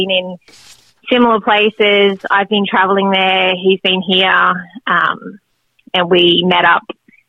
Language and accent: English; Australia; I grew up in Australia.